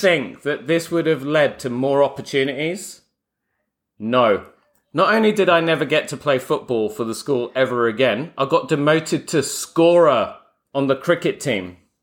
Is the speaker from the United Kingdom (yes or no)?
yes; Croydon, London, United Kingdom; I grew up in Croydon